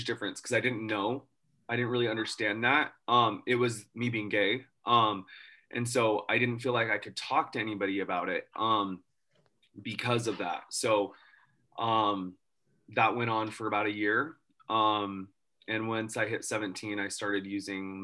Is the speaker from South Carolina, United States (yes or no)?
no; Farmington, Utah, United States; I was raised here in Utah